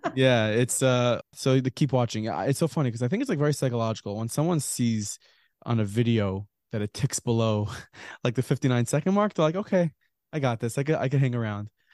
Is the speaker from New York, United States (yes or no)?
yes; Lawrence, New York, United States; I was, uh, born and raised, I live in the Five Towns in Lawrence, New York